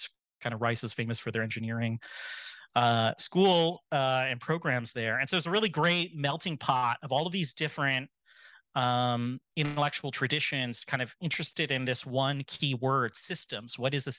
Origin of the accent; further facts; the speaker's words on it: Michigan, United States; I grew up in Michigan, moved around a bit.